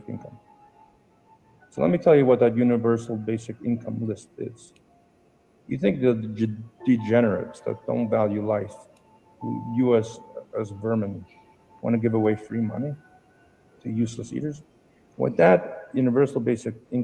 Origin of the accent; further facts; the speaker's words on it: United States; We grew up here in America